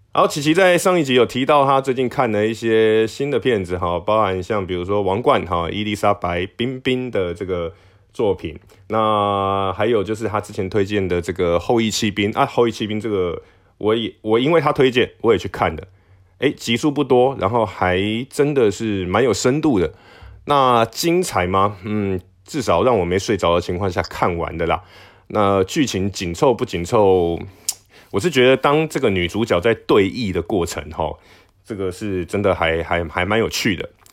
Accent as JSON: {"language": "Chinese", "country": "Taiwan", "said": "我不是中国人， 我是台湾人"}